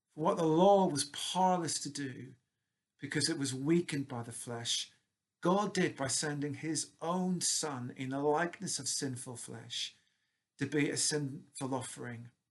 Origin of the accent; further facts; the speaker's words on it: Northern Ireland, United Kingdom; moved away as an adult; it's almost 30 years since I moved away from Northern Ireland and my roots